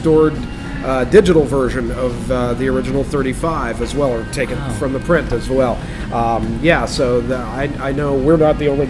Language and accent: English; Leechburg, Pennsylvania, United States; Where I grew up in Leechburg